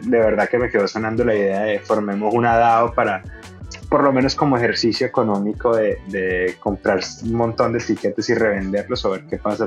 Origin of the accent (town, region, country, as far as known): Venezuela